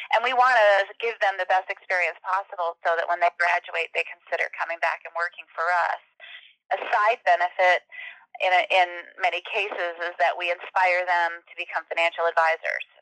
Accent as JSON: {"language": "English", "town": "Cuba City", "region": "Wisconsin", "country": "United States", "tie": "born or raised there", "also_born_or_lived": "Madison, Wisconsin", "moved": "as an adult", "said": "I was not going to live in the small town of Cuba City, Wisconsin when I grew up"}